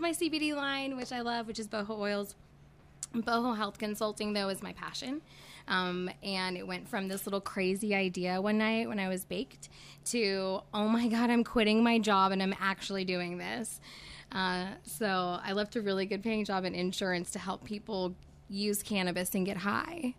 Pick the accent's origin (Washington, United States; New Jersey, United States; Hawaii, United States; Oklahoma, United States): Oklahoma, United States; Tulsa; moved away as an adult; also born or lived in California / Arizona / Texas / West Virginia; I grew up here in Tulsa